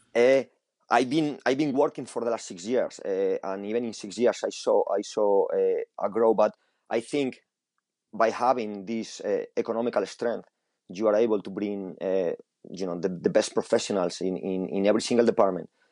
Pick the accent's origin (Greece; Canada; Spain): Spain; English is a second language; moved away as an adult; now in England, United Kingdom; I grew up in Spain with uh, with a different style of football